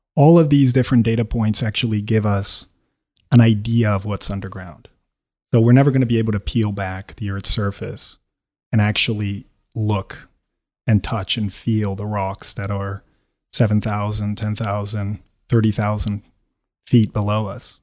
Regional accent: Quito, Pichincha, Ecuador; moved away as an adult; also born or lived in United States; I'm born and bred in Quito

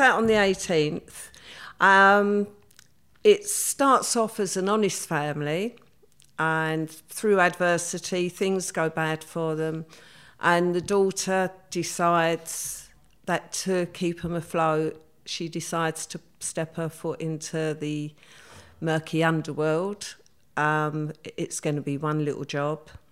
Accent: London, United Kingdom; I grew up in the East End. I actually grew up in Stepney

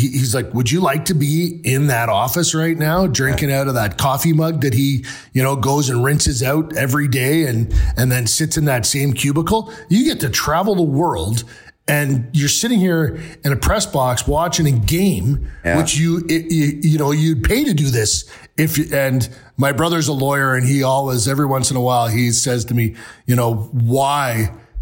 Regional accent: Peterborough, Ontario, Canada; I'm from Peterborough, about, you know, an hour and a half from where you're from

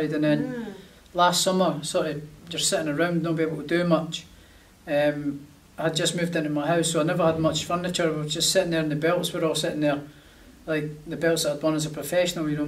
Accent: Prestonpans, Scotland, United Kingdom; he comes from the same city as me, and he's sort of got a story to myself in my hometown as well, in Preston Pans

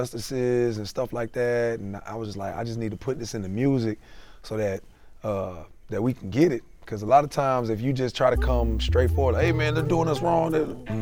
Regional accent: South Florida, United States; moved away as an adult; also born or lived in Baltimore / Marietta; now in East Point, United States; I was born and raised in South Florida

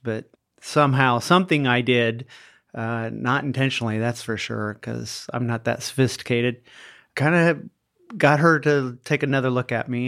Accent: Iowa, United States; when I was a child growing up in Iowa

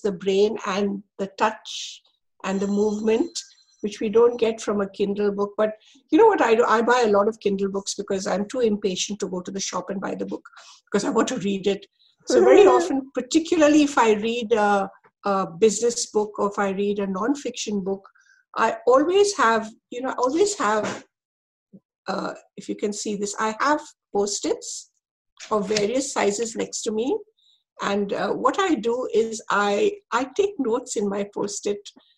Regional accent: India; growing up in India, because we were bilingual

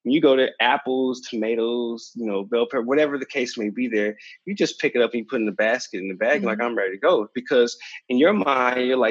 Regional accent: Kansas City, Missouri, United States; moved away; my hometown in Kansas City, Missouri, and I never moved outside of that space

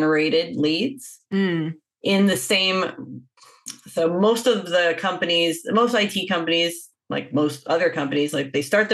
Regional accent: Winnipeg, Manitoba, Canada; moved away as an adult; also born or lived in Toronto, Canada; I grew up in Winnipeg, Manitoba.

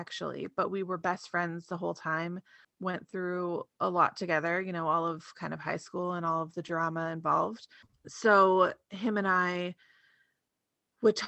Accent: Ontario, Canada; now in Alberta, Canada; I live in Alberta right now, but I'm originally from Ontario.

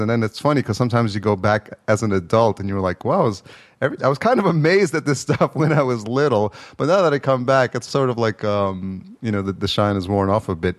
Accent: Yonkers, New York, United States; moved away as an adult; also born or lived in El Salvador; now in Los Angeles, United States; I was born in El Salvador, but I was raised, I, at a year old, I came to Yonkers

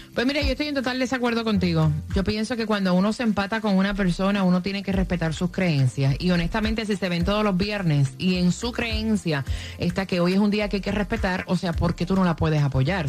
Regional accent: Puerto Rico; moved away as an adult; also born or lived in Orlando; yo me mudé para el, mercado de Orlando, recién salidita de Puerto Rico

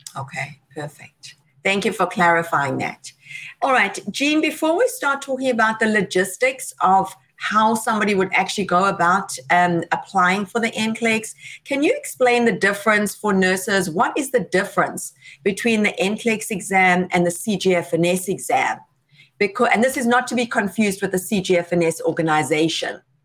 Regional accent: South Africa; South Africa, my home country

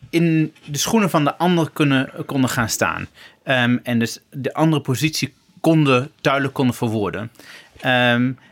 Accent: Twente, Overijssel, Netherlands; Ik kom gewoon uit Twente.

